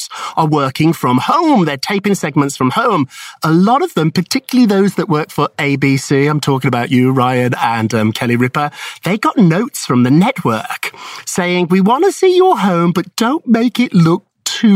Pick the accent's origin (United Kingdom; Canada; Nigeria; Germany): United Kingdom; now in United States; I'm British myself